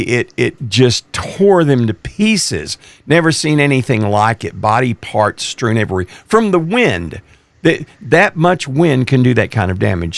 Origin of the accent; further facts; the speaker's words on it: East Texas, United States; I grew up in East Texas, which has pine trees